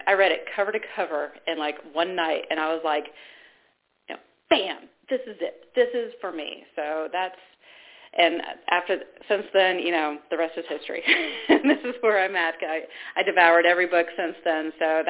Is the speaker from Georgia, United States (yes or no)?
yes; Georgia, United States; also born or lived in Ohio; And when I was born in Ohio, my family was Baptist. Then we moved to the South, to Georgia, and that's when my parents weren't really religious.